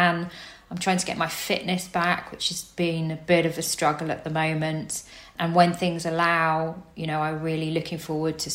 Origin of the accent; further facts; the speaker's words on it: Cambridgeshire, East of England, United Kingdom; now in Poole, United Kingdom; I grew up in Cambridgeshire, so completely landlocked